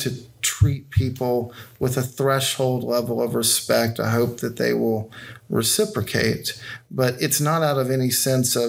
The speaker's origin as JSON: {"language": "English", "town": "Decatur", "region": "Alabama", "country": "United States", "tie": "born or raised there", "also_born_or_lived": "Oxford, Mississippi", "moved": "as an adult", "said": "So I grew up here in Decatur. I was gone for 17 years. Our family moved back in 2013"}